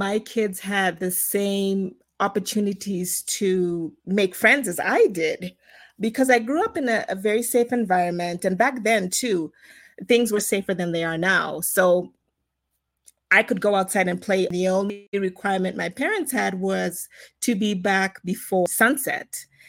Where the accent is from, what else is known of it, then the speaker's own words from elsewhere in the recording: Zimbabwe; also born or lived in South Africa / United States; So, as you know, I'm from Zimbabwe, but I was not born in Zimbabwe. I was born in South Africa, so spent the first couple years there. And then from there, my family moved to the US